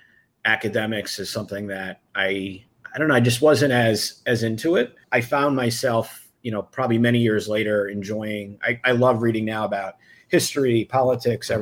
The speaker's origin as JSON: {"language": "English", "town": "Freehold", "region": "New Jersey", "country": "United States", "tie": "born or raised there", "said": "I grew up in Freehold, New Jersey, home of …"}